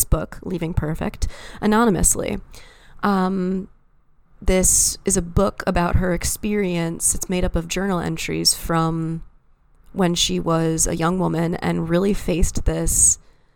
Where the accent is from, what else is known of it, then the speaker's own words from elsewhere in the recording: East Lansing, Michigan, United States; my hometown of East Lansing, Michigan